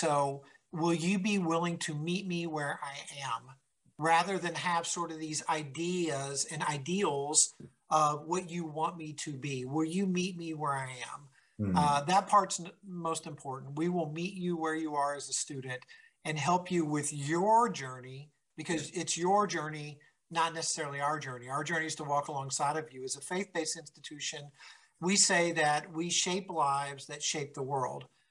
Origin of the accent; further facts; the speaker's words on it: Kentucky, United States; growing up in Kentucky